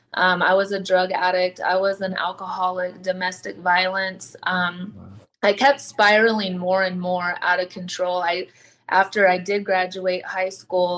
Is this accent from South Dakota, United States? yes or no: yes; South Dakota, United States; Raised in a small town in South Dakota off of the reservation